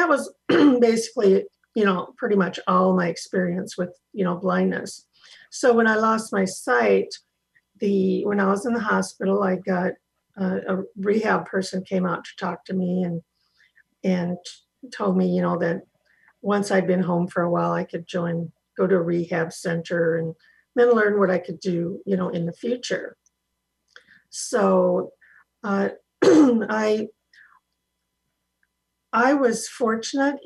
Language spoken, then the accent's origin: English; Iowa, United States; I grew up in Iowa, got back to Iowa